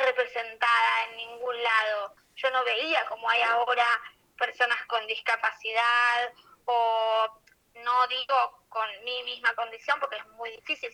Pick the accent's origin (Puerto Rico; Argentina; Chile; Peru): Argentina; yo soy argentina